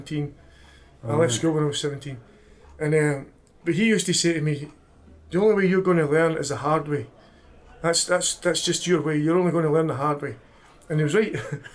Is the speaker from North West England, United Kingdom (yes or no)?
no; Hamilton, Scotland, United Kingdom; also born or lived in Glasgow; I'm originally from Hamilton, which is near Glasgow.